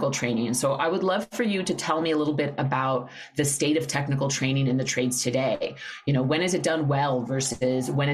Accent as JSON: {"language": "English", "town": "New York City", "region": "New York", "country": "United States", "tie": "born or raised there", "moved": "yes", "said": "New York City, which is my hometown."}